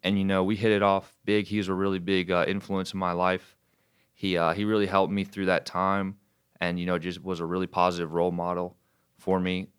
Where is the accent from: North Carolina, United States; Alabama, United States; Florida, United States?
North Carolina, United States; Wilmington; now in Charlotte, United States; I'm f, originally from Wilmington, North Carolina. Now I live in Charlotte. Um, I grew up down there